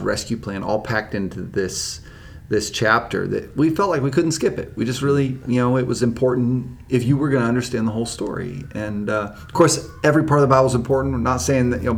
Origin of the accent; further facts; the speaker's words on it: Los Angeles, California, United States; now in North Carolina, United States; I grew up in Los Angeles